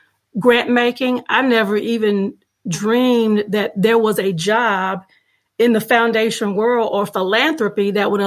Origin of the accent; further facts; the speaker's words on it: Carthage, Mississippi, United States; also born or lived in Greenville, Mississippi; I grew up 8 miles outside of Carthage, really on the banks of the Pearl River